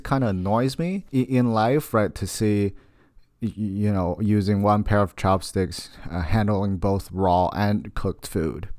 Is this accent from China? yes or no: yes; China; moved away; I'm from China, so I have a very strong tie, uh, to what's going on in China